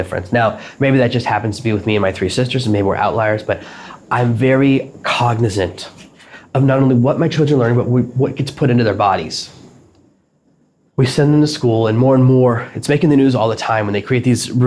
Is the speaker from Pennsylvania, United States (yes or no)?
no; Nashville, Tennessee, United States; moved away; where I grew up in Nashville